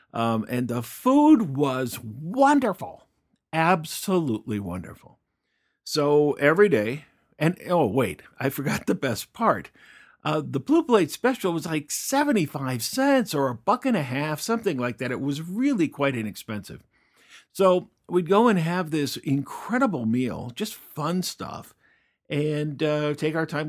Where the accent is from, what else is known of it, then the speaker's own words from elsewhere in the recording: Fort Collins, Colorado, United States; moved away; a little town in northern Colorado called Fort Collins. Fort Collins, Colorado is my hometown.